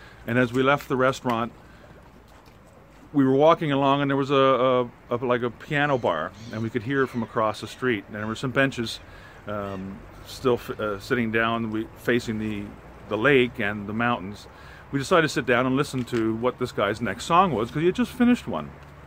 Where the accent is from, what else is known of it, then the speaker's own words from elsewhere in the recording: Canada; we're from Canada, but our family's from Germany